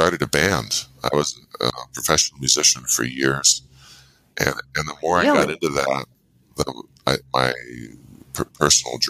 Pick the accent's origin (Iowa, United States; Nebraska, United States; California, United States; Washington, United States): California, United States; inland of Santa Cruz, Central; Central California, inland of Santa Cruz, about an hour